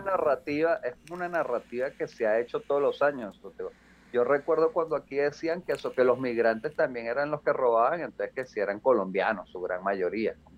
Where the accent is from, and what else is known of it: Venezuela; now in Mexico